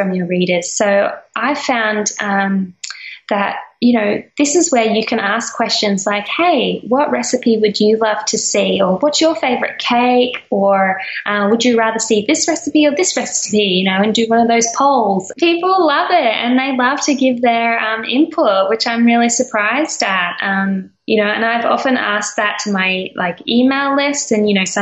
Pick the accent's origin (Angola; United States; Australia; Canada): Australia; for me being Australian